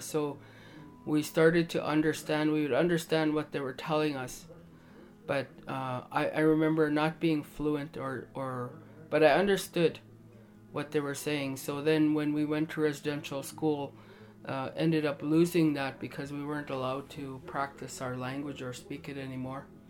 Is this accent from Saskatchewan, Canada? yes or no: yes; Standing Buffalo Dakota Nation, Saskatchewan, Canada; I come from Tatankanaji, Standing Buffalo.